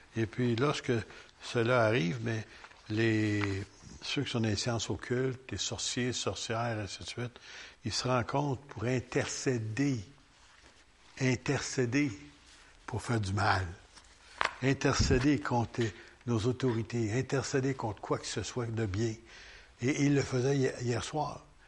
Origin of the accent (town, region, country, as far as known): Quebec, Canada